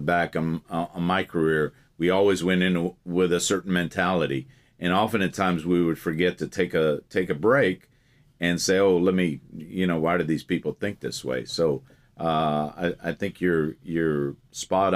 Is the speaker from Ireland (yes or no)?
no; Portugal; now in United States; I'm from Portugal originally